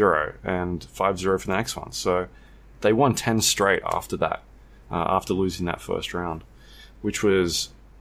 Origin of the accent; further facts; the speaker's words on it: Australia; we're from Australia.